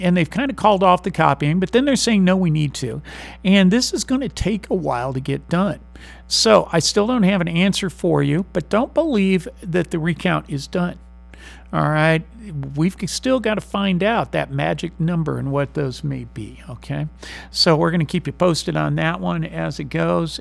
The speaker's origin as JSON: {"language": "English", "town": "San Marcos", "region": "Texas", "country": "United States", "said": "I'm not from Missouri. I'm from Texas. I'm from San Marcos"}